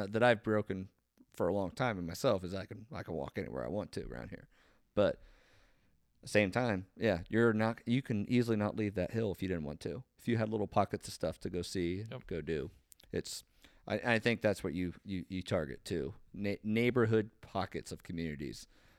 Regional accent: Marietta, Ohio, United States; I grew up on Harmer Hill. So if you just Google that, it's up on a hill, obviously, on the western side of Marietta.

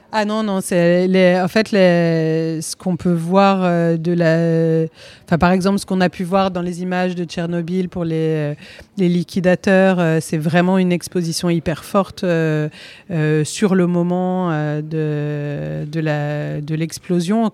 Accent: Corsica, France; je suis originaire de Corse

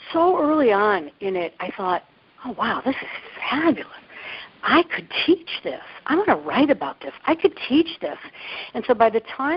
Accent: Cleveland, Ohio, United States; accent: Midwest; moved away as an adult; also born or lived in New York; now in San Francisco, United States; I grew up in the suburbs of Cleveland, Ohio

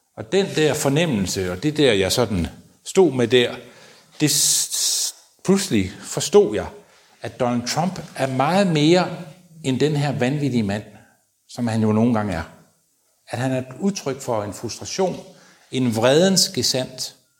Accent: Denmark; jeg var fra Danmark

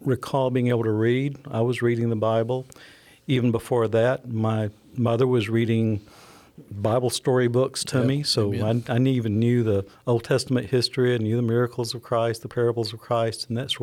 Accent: Franklin County, Alabama, United States; I grew up down in Franklin County, went to high school at Phil Campbell, graduated from there

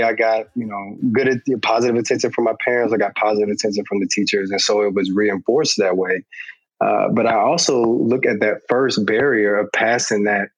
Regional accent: Atlanta, Georgia, United States; And honestly, I took it for granted when I was growing up in Atlanta, but I think it did something to me.

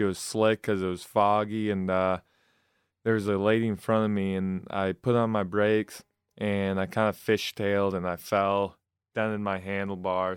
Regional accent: Flushing, Michigan, United States; now in Lansing, United States; my hometown of Flushing, Michigan

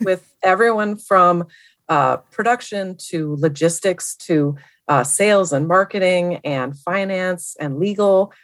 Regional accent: Milwaukee, Wisconsin, United States; moved away as an adult; also born or lived in Madison, Wisconsin; now in Seattle, United States; I grew up in Milwaukee area

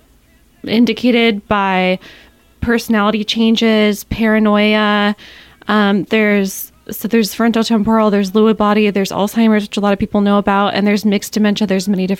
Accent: Ketchikan, Alaska, United States; I'm born and raised in Ketchikan

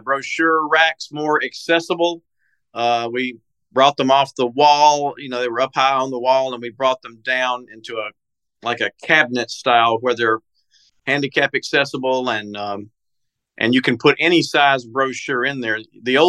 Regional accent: West Tennessee, United States; moved away as an adult; now in Portland, Tennessee, United States; I grew up in West Tennessee, in both Hardeman and Haywood counties

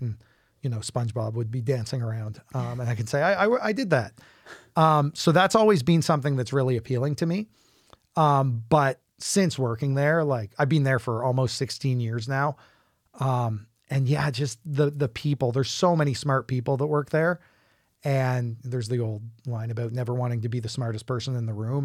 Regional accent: Fredericton, New Brunswick, Canada; moved away; I'm from Fredericton originally

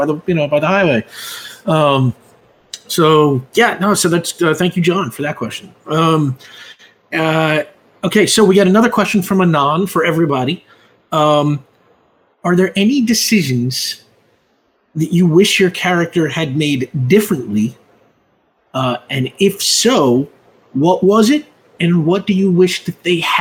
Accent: New York, United States; also born or lived in Long Island / Hoboken; I grew up in and around New York, and I've lived in every borough and on Long Island and, you know, in Hoboken

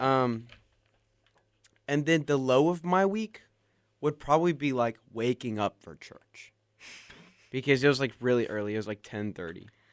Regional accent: Tuscaloosa, Alabama, United States; my hometown, Tuscaloosa, Alabama

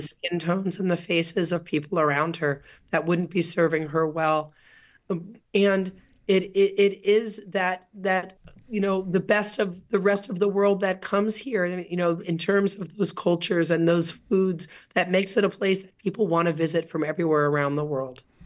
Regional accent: South Florida, United States; now in California, United States; I grew up in South Florida

